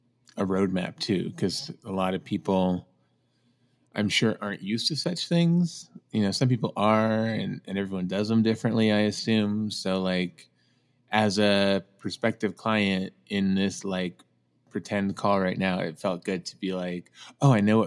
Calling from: Albuquerque, New Mexico, United States; Albuquerque, New Mexico.

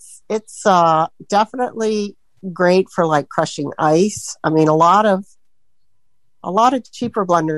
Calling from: Sebring, Florida, United States; from Sebring, Florida, and I don't really have any questions.

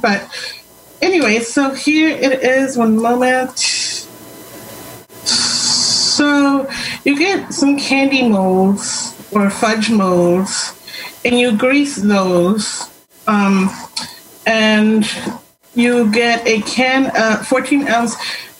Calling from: Washington, United States; I'm in Western Washington.

